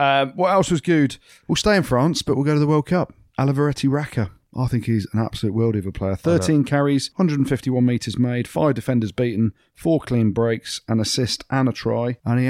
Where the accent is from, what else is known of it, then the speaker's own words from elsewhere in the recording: England, United Kingdom; And I'm English and we're going to win it.